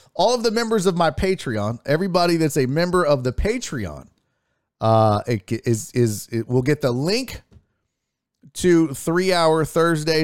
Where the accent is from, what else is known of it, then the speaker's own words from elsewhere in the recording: Houston, Texas, United States; also born or lived in Spring, Texas; Houston, Texas. Born and raised